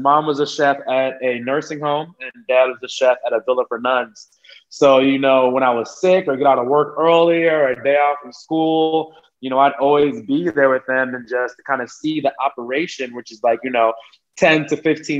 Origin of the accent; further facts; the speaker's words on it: United States; born there; My family, I am one of eight kids, and everybody except me was born in Jamaica. So I'm the American-born one, but my family is Jamaican.